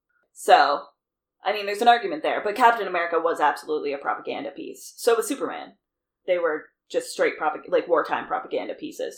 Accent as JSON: {"language": "English", "country": "Canada", "said": "if I lived in the States, I was, like, yeah, I'm from Canada and that would be it. It's not like there's anything about me that's overtly Canadian."}